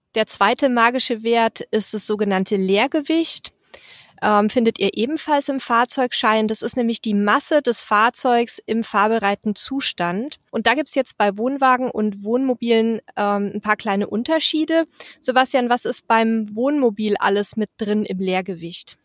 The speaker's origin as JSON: {"language": "German", "area": "near Mertingen", "region": "Bavaria", "country": "Germany", "tie": "born or raised there", "said": "aus dem bayerischen Mertingen, ganz nah meiner Heimat"}